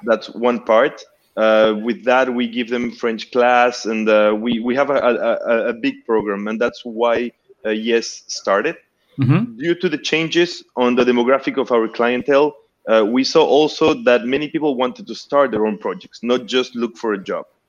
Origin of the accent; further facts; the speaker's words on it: Peru; moved away as an adult; now in Montreal, Canada; I'm originally from Peru.